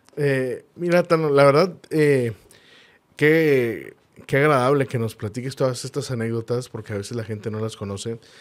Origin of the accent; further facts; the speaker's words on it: Monterrey, Nuevo León, Mexico; así somos los regios